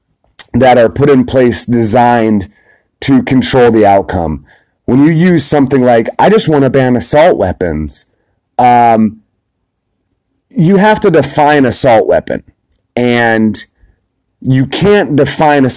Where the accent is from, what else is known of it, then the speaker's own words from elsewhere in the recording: United States; as an American